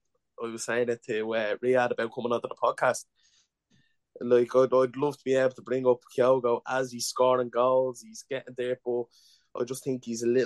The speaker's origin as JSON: {"language": "English", "country": "Ireland", "said": "as I am from Ireland."}